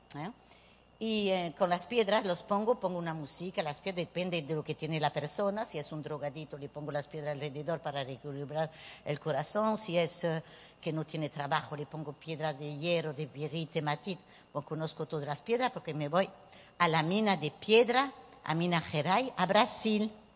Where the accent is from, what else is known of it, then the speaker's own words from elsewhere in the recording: Nouvelle-Aquitaine, France; Spanish is a second language; moved away as an adult; also born or lived in Bordeaux / Bayonne / Paris; now in Venezuela; soy francesa de papá vasco español. Voilà, nací en Burdeos